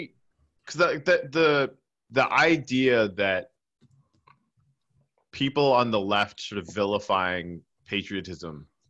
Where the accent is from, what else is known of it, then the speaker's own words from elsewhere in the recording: Canada; but that's cool, I'm Canadian.